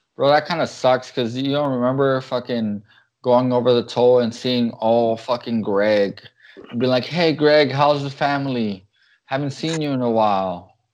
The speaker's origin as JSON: {"language": "English", "country": "United States", "said": "we're American"}